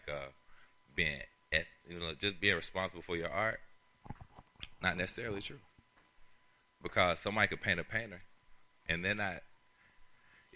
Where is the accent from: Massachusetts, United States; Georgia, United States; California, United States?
Georgia, United States; Atlanta; I'm born and raised in Atlanta.